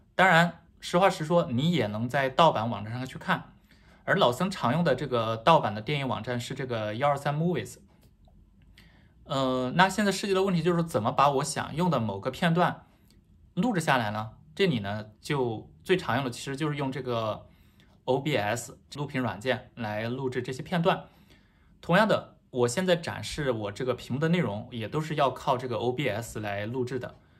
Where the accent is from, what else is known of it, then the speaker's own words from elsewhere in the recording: China; now in Taiwan; 不过我是大陆人，所以我也习惯了说这个视频